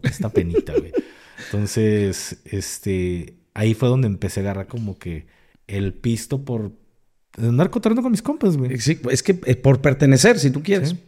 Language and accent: Spanish; Jalisco, Mexico; pues acá jalisquillo